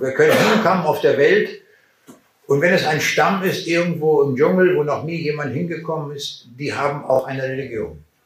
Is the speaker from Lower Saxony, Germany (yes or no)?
yes; Braunschweig, Lower Saxony, Germany; Meine Frau und ich, wir kommen aus Braunschweig.